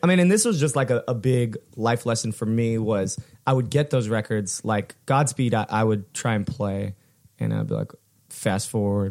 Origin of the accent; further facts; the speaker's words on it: Fullerton, California, United States; we grew up in in in Fullerton